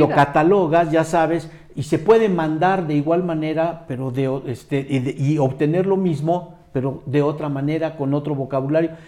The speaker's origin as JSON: {"language": "Spanish", "country": "Mexico"}